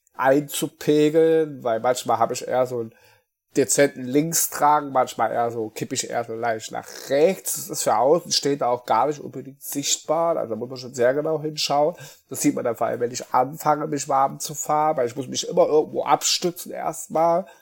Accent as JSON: {"language": "German", "town": "Apolda", "region": "Thuringia", "country": "Germany", "tie": "born or raised there", "moved": "as an adult", "lives_now": "Mainz, Germany", "said": "ich bin äh, gebürtiger Thüringer, komme aus ähm, Apolda, das ist bei Jena"}